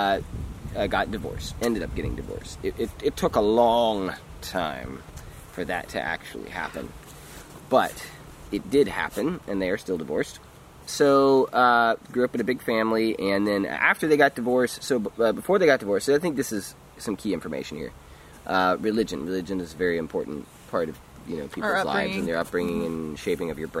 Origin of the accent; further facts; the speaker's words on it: Texas, United States; I was born in Texas, and I was born in a family, a very large family